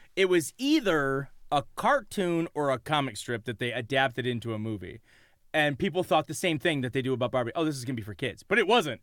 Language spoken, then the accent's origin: English; Detroit, Michigan, United States; we are from Detroit